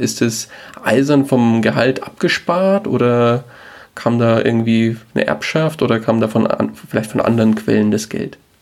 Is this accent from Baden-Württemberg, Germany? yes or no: no; Bavaria, Germany; wir kommen beide aus Bayern